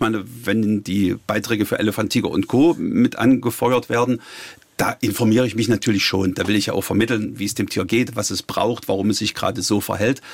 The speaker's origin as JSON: {"language": "German", "town": "Halle", "region": "Saxony-Anhalt", "country": "Germany", "said": "ich bin ja Hallenser"}